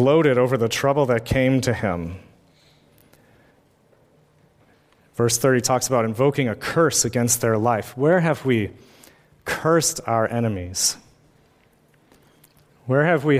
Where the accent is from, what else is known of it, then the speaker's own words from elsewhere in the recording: United States; as an American-born white male with a college education